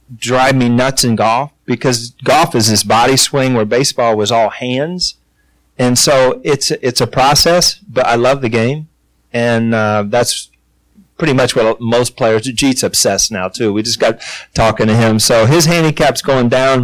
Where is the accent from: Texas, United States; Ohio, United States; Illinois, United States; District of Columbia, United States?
Ohio, United States; also born or lived in Cincinnati, Ohio / New York; I grew up in Ohio. I was playing almost for the hometown team